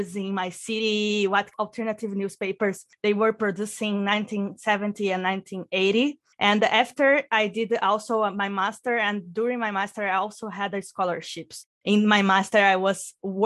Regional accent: Brazil; moved away as an adult; also born or lived in Juiz de Fora; now in Germany; I'm actually from Brazil

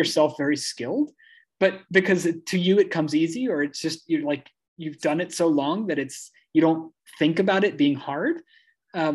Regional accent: Midwest, United States; because I was raised in the Midwest, and that's like, you know, it's all about appearances

